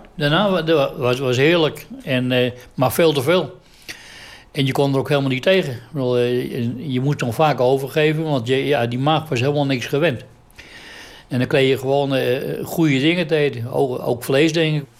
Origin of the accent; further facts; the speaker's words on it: Amsterdam, North Holland, Netherlands; Ik ben geboren in Amsterdam in juni 1937